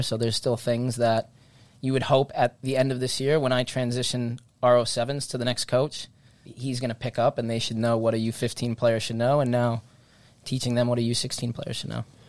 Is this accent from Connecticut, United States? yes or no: yes; Stonington, Connecticut, United States; I'm from an area that we, we play soccer in Stonington in that southeast corner of Connecticut.